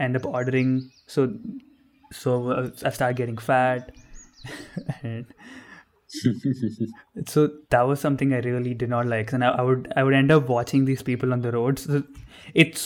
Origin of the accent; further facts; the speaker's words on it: Bangalore, Karnataka, India; also born or lived in north India; I'm from India, born and brought up in Bangalore.